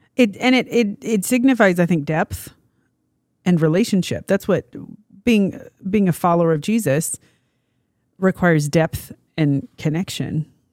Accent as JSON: {"language": "English", "region": "Kansas", "country": "United States", "tie": "born or raised there", "said": "growing up in Kansas, we solidly are known as the most boring, like, dialect"}